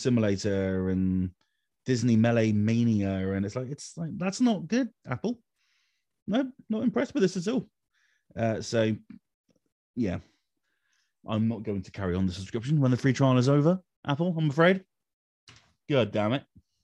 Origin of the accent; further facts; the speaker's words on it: Somerset, South West England, United Kingdom; I'm also from Somerset.